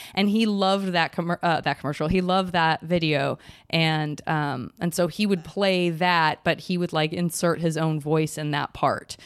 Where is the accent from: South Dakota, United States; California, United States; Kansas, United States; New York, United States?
California, United States; San Francisco; I was from San Francisco